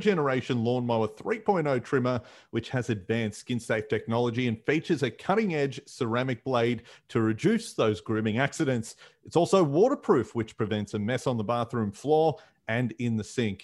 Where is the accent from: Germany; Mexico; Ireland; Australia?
Australia; Fairfield, Victoria; street festivals where I grew up in Fairfield